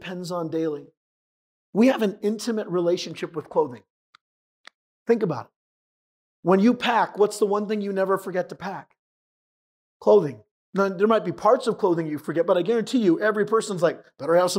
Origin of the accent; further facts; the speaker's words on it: San Diego, California, United States; moved away; I'm from San Diego originally